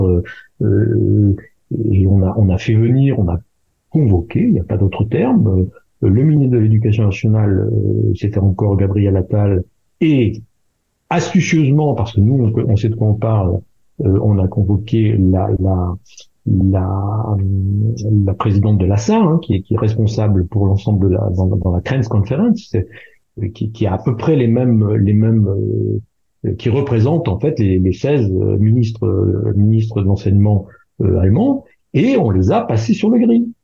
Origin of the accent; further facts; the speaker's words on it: France; moved away; nous sommes des Français à l'étranger